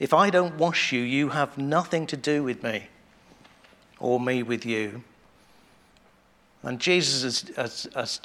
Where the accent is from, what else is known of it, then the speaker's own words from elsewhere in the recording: England, United Kingdom; we're English